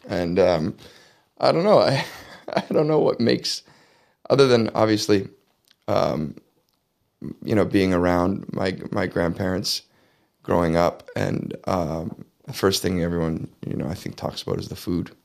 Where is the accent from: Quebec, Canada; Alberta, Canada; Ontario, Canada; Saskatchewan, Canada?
Ontario, Canada; Leamington; born or raised there